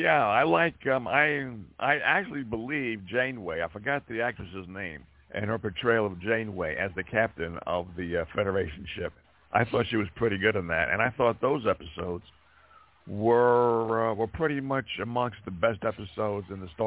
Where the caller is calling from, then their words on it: Montana, United States; from Montana.